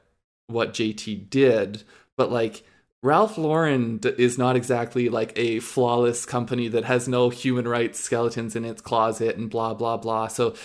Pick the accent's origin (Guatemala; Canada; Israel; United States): Canada; I think especially like we're Canadian.